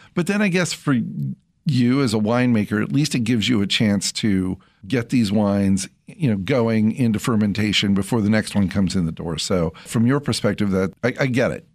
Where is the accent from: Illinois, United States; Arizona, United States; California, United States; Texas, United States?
California, United States; Central; my childhood when I grew up in Central California